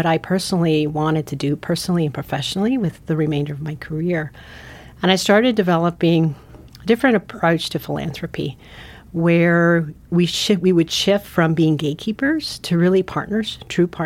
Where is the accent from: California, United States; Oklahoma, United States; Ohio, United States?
California, United States; San Francisco; also born or lived in Guatemala; now in Montana, United States; I actually grew up in San Francisco. I was born in Guatemala, and when I was 6 months old, my parents decided to move to the United States, and San Francisco became our home